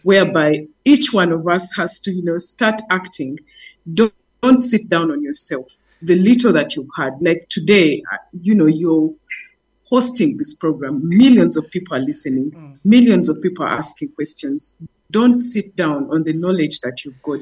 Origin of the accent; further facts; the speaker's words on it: Uganda; I'm from Uganda